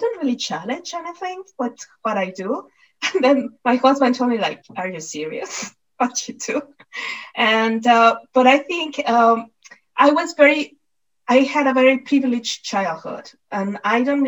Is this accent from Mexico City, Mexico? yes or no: yes; Mexico City, Mexico; moved away; I was born and I was brought up in Mexico City.